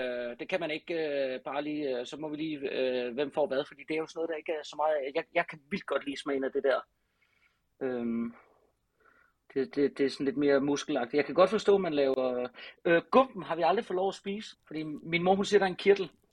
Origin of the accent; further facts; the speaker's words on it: Southern Denmark, Denmark; på Ærø, hvor jeg er fra